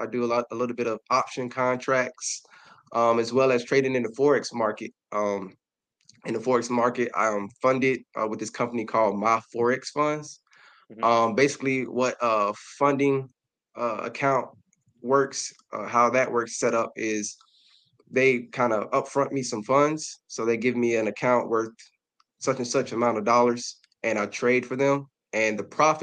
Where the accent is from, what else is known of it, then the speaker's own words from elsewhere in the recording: Darlington, South Carolina, United States; now in Columbia, United States; I'm from Darlington, South Carolina, a humbling city right outside of Florence.